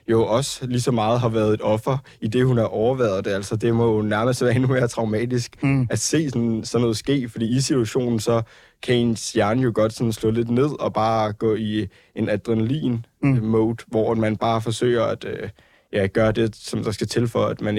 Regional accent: Ballerup, Capital Region of Denmark, Denmark; jeg var ude og drikke nogle øl med nogle venner, øh, og også min kæreste i min hjemby, Ballerup, hvor man tænker, at det er en hjemby

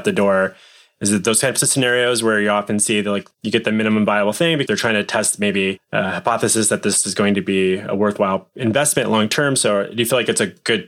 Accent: Portland, Oregon, United States; based in Portland, Oregon, my hometown

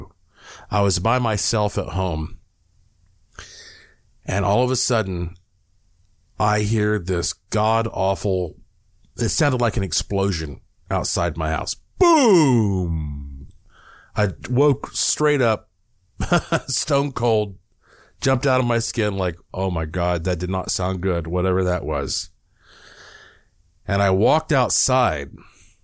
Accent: Asheville, North Carolina, United States; moved away; I was in Asheville, North Carolina. I owned a house there at that time. That's, of course, my hometown.

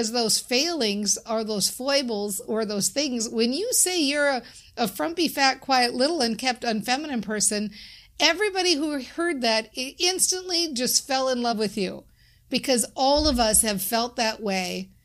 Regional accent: Minnesota, United States; I'm from Minnesota

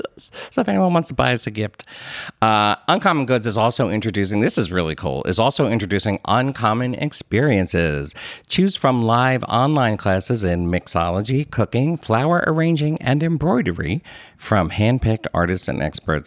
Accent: Philadelphia, Pennsylvania, United States; accent: Philadelphia; my Philadelphia accent

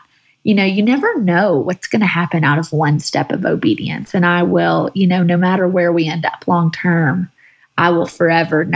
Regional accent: Southern California, United States; moved away as an adult; having grown up in my hometown, kind of like you, both being born and raised in Southern California

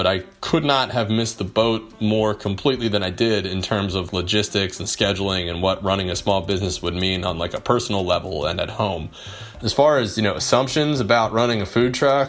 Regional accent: New Jersey, United States; now in Phoenix, United States; I grew up in the Philly area, and there was a really great little Amish market in my hometown in South Jersey

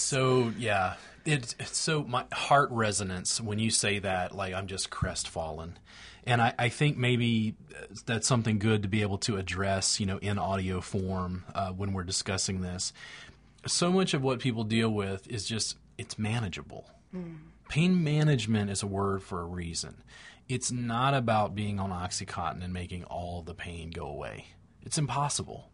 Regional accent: United States; I'm an American

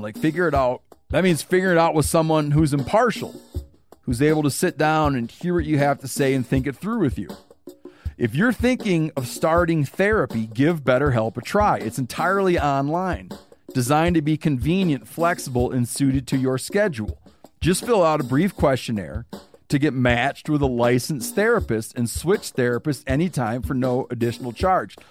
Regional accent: Michigan, United States; now in Montana, United States; I grew up in Michigan

